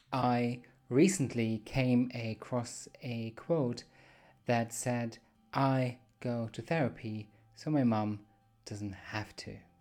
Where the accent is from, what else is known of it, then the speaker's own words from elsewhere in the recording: Germany; accent: weird accent; I'm from Germany